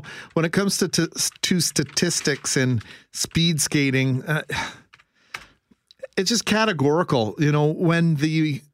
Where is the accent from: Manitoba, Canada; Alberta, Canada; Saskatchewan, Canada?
Manitoba, Canada; Winnipeg; moved away as an adult; Winnipeg and my hometown